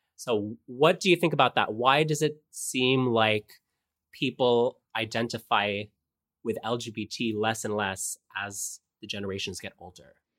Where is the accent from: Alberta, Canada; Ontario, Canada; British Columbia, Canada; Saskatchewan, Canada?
Ontario, Canada; Kitchener; Kitchener, my hometown in Ontario